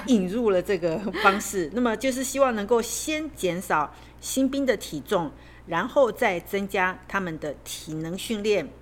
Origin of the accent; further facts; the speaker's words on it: Taiwan; 我们台湾人